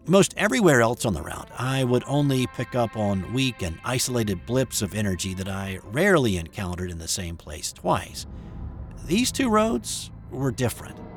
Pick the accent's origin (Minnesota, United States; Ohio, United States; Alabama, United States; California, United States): Alabama, United States; Florence; At the time, I was living in my hometown of Florence, Alabama, in the extreme northwest corner of the state.